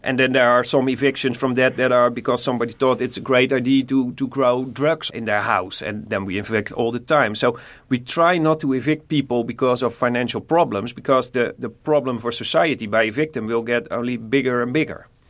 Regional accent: Nijmegen, Gelderland, Netherlands; I'm from Nijmegen

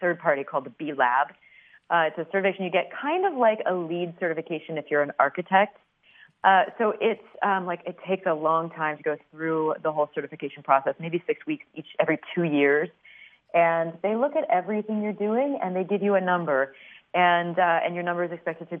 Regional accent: Peoria, Illinois, United States; I grew up in Peoria, Illinois

